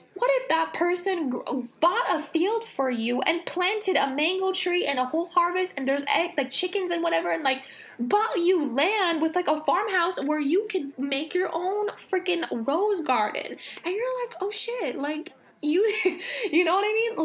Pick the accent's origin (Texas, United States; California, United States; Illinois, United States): California, United States; Los Angeles; I grew up in Los Angeles